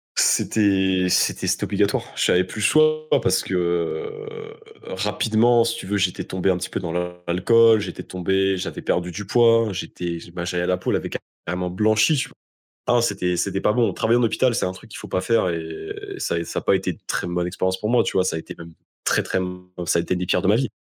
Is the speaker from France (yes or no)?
yes; France; moved away